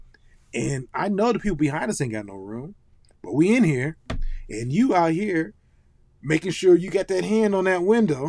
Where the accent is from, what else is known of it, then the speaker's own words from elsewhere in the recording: Ohio, United States; moved away; we grew up in Ohio